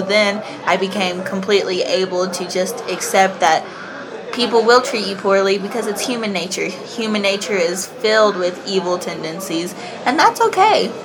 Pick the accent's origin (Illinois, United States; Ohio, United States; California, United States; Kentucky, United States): Kentucky, United States; I am from Kentucky in uh-huh. the United States